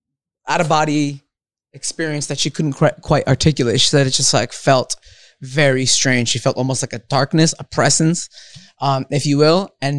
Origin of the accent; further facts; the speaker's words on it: Montclair, New Jersey, United States; also born or lived in Rio de Janeiro, Brazil; now in Studio City, United States; I grew up in Montclair, New Jersey.